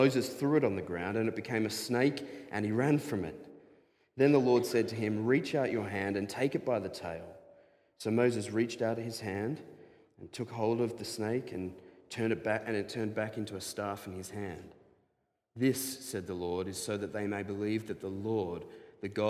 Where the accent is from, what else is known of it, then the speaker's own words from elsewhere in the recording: Diamond Creek, Victoria, Australia; I grew up around snakes in Diamond Creek